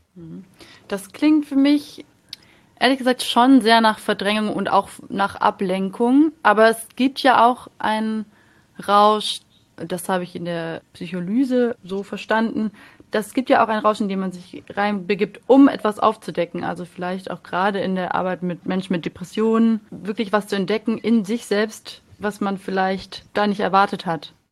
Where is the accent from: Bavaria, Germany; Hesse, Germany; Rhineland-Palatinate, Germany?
Bavaria, Germany; Munich; Ich komme aus München